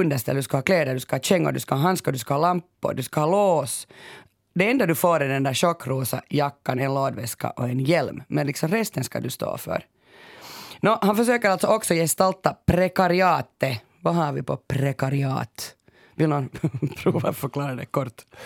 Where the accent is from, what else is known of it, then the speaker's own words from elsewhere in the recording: Finland; Jag kommer ju från Finland och en bastukultur